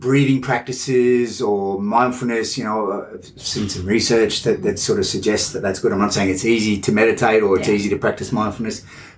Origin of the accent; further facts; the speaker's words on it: Australia; I'm Australian from a small country town